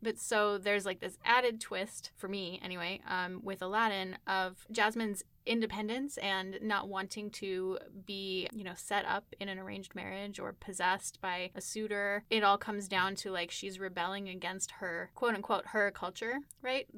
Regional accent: United States; I grew up here in the United States

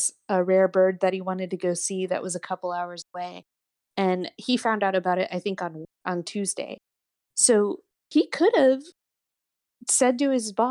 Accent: New York, United States; now in Austin, United States; I grew up in New York.

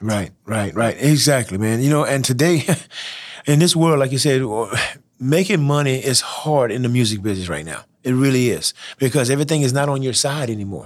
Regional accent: Church Point, Louisiana, United States; I'm from Churchpoint, Louisiana. And who would have thought that a guy out of Church Point, small town

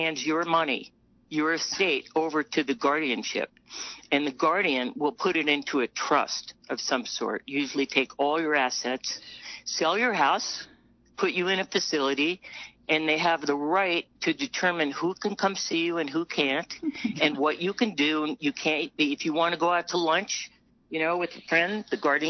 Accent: New Mexico, United States; I'm from New Mexico.

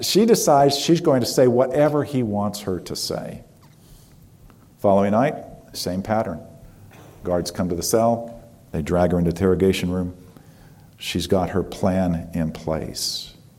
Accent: United States

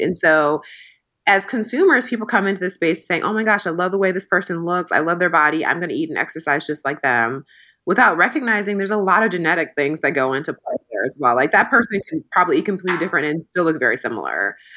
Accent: Midwest, United States; I grew up in the Midwest in a very non-diverse area

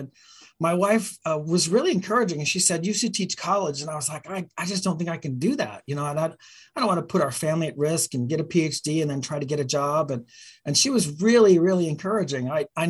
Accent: Utah, United States; born there; so I was born in Utah and still have a lot of family there

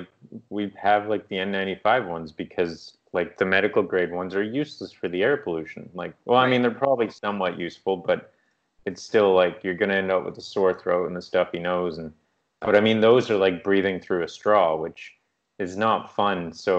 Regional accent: East Coast, United States; now in Canada; But my brain, growing up in the East Coast, I thought like a tree had fallen on the house.

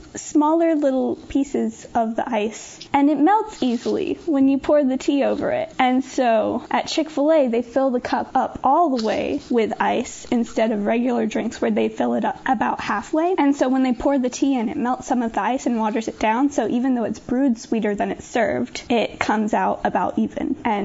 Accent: Southeast, United States; I am from the Southeast and I've been here all my life.

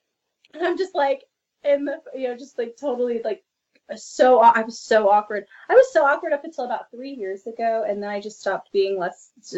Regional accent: New Zealand; Growing up in New Zealand, everybody played rugby or cricket.

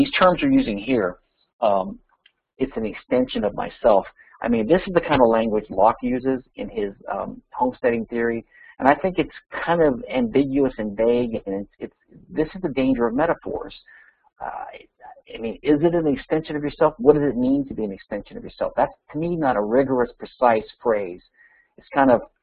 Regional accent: Louisiana, United States; my home state, Louisiana

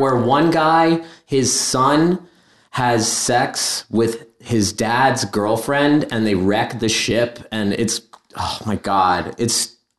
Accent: Caldwell, New Jersey, United States; Northern New Jersey in the Caldwell area.

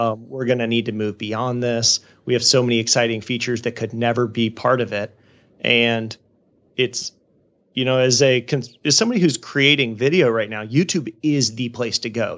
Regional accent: Jacksonville, Florida, United States; also born or lived in Georgia / Haiti; my hometown of Jacksonville, Florida

